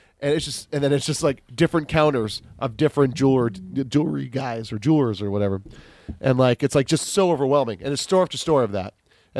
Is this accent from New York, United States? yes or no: no; Kailua, Hawaii, United States; I was like, "Oh, I am from Kailua."